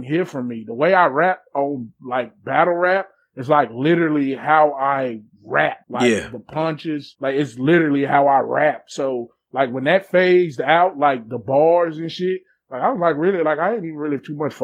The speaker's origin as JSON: {"language": "English", "area": "the South", "region": "Tennessee", "country": "United States", "said": "I'm from the South"}